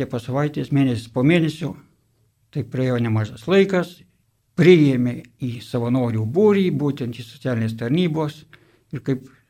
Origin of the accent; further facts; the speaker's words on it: Dzūkija, Lithuania; moved away as an adult; now in Vilnius, Lithuania; esu dzukas